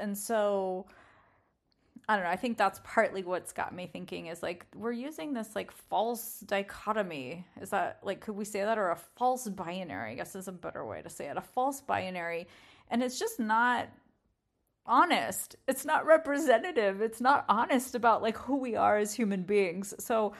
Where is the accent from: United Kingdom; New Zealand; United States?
United Kingdom; England; We have a few cars that I grew up around in England, and when I hear them either not starting or starting and then idling, I get rather excited.